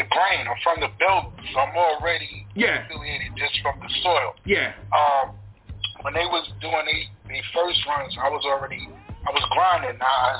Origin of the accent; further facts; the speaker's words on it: New York City, New York, United States; also born or lived in Brooklyn / Staten Island; My mom was in Staten Island. My family's from Brooklyn. My mom moved to Staten Island. I grew up there and I grew up in Brooklyn at the same time.